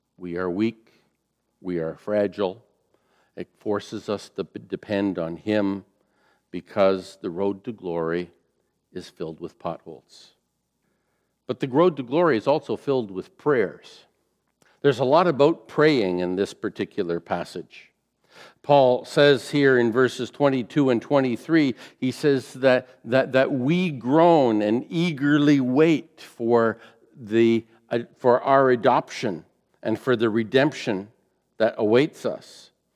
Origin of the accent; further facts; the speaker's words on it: Fort Erie, Ontario, Canada; I grew up in the Fort Erie area, just a mile from the uh, Queen Elizabeth Way, QEW